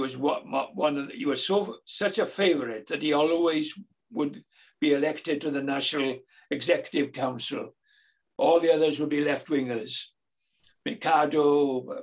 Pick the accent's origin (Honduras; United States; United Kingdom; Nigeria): United Kingdom; Cardiganshire, Wales; I was from Cardiganshire